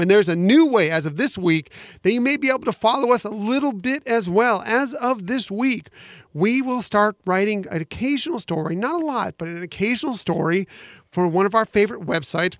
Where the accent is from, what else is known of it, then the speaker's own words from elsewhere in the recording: West Coast, United States; I grew up on the West Coast going to the Disneyland Resort